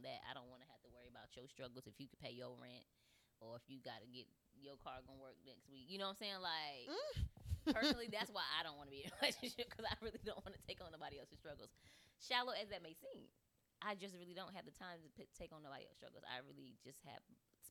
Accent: East Coast, United States; I'm from the East Coast too.

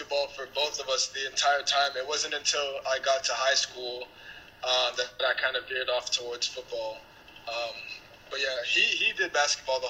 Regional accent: Toronto, Ontario, Canada; also born or lived in Mississauga, Ontario / Pickering, Ontario; I was born in Etobicoke. And for the earlier years of my life, we lived in Jane and Finch. And then we moved out to Mississauga for middle school.

